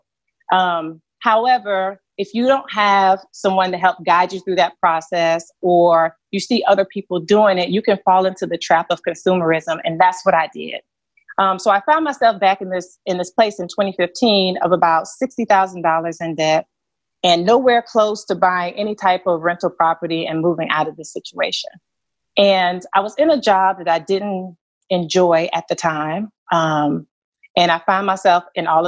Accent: Columbia, South Carolina, United States; I grew up in Columbia, South Carolina, in a single parent household

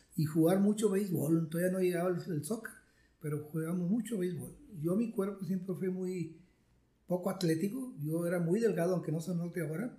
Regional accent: Santa Catarina, Nuevo León, Mexico; also born or lived in Monterrey; yo nací en Monterrey, en lo que hoy se llama San Jerónimo, pero por, ahí nací, pero era, Monterrey. Y de ahí nos fuimos como Santa Catarina, a La Fama, Nuevo León, a La Leona, Nuevo León. Y entonces, pues ahí me la pasé, una niñez mucho, muy agradable

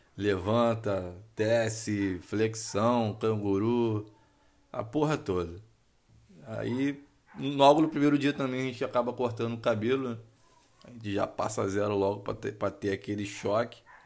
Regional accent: Rio de Janeiro, Brazil; sou oriundo do Rio de Janeiro

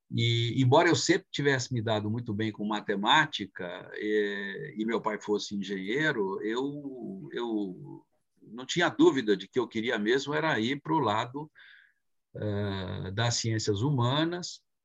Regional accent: Brazil; born or raised there; first language Italian; Portuguese is a second language; also born or lived in Italy (ancestry)

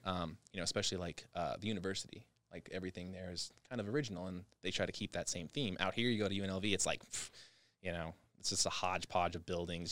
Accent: Las Vegas, Nevada, United States; Vegas native

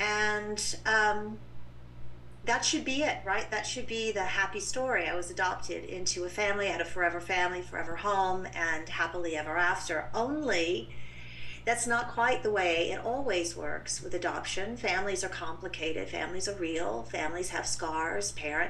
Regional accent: England, United Kingdom; born there; You know, I would have to start way back in England. I was born in the United Kingdom.

